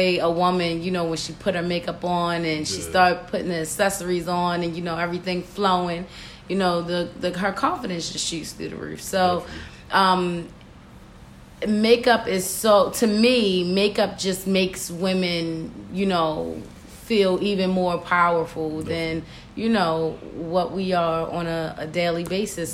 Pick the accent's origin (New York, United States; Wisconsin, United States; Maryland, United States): Maryland, United States; Baltimore; I am from Baltimore, Maryland, born and raised in Sedonia